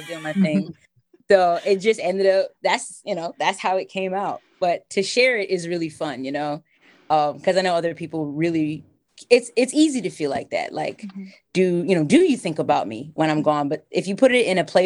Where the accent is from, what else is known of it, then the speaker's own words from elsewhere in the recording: Delaware, United States; moved away as an adult; now in Philadelphia, United States; I'm from Delaware